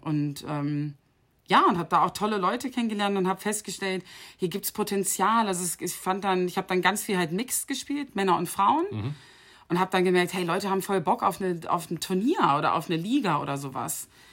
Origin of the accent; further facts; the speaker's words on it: Bennigsen, Lower Saxony, Germany; moved away as an adult; also born or lived in Dubai; FC Bennigsen in meinem Heimatdorf